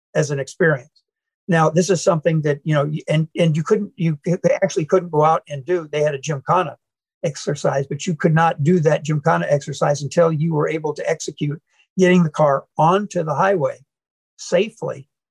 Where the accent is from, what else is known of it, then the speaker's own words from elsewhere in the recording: Manchester, Iowa, United States; now in St. Louis, United States; I grew up in Iowa